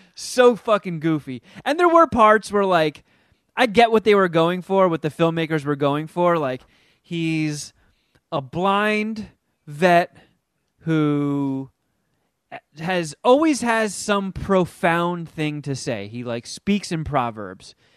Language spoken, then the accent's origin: English; New Jersey, United States; the house that I grew up in in Jersey, it was my grandparents' house